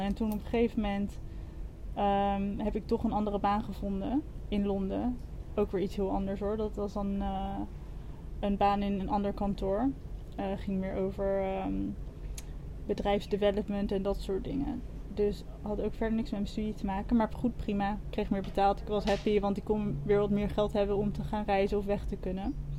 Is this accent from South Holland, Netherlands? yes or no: yes; Wassenaar, South Holland, Netherlands; moved away as an adult; also born or lived in London; now in Koh Tao, Thailand; Ik kom uit Wassenaar, vlakbij Leiden